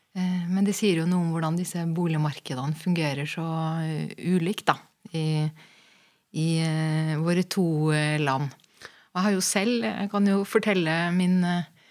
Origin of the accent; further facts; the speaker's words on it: Norway; moved away as an adult; also born or lived in Berlin; jeg kommer jo fra Norge